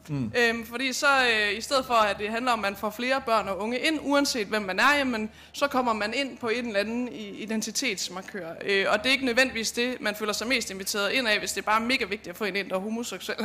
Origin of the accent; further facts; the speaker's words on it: Lind, Central Denmark Region, Denmark; nu kommer jeg selv fra Lind, lidt syd for Herning